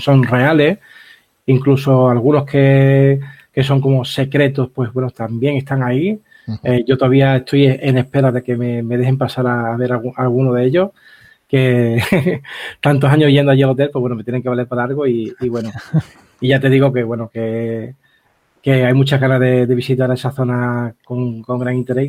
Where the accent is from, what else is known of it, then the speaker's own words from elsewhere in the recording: Algeciras, Andalusia, Spain; De mi tierra